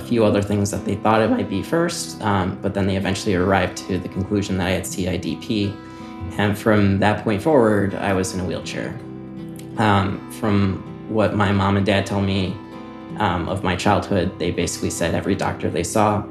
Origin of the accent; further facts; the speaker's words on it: Naperville, Illinois, United States; I'm from Naperville, Illinois.